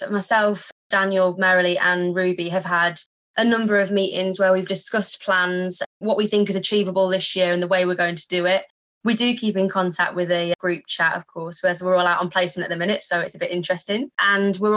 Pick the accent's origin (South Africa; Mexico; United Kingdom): United Kingdom; Yorkshire and the Humber; moved away as an adult; now in Hertfordshire, United Kingdom; I'm from Yorkshire originally, studied at York College and then came down to the University of Hertfordshire.